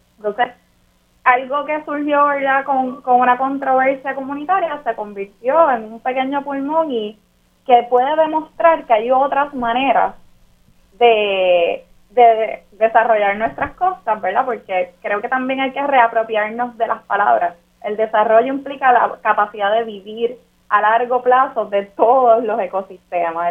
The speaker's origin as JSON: {"language": "Spanish", "country": "Puerto Rico", "said": "nos pensamos como puertorriqueñas y puertorriqueños"}